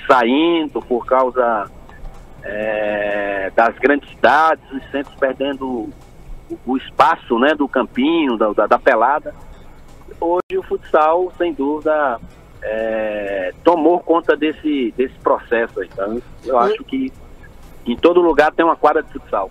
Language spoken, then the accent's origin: Portuguese; Recife, Pernambuco, Brazil; moved away; also born or lived in Rio Grande do Sul; Escola pública ali em Recife, que eu sou pernambucano.